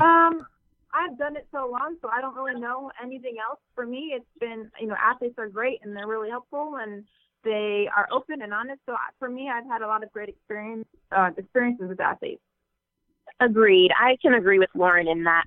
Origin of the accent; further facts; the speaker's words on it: Ohio, United States; moved away as an adult; also born or lived in Alabama; I'm from Ohio